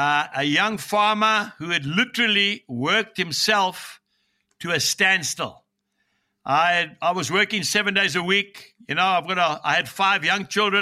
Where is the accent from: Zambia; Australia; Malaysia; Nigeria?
Zambia; also born or lived in Zimbabwe; now in KwaZulu-Natal, South Africa; grew up in Zambia, just north of the Zambezi River.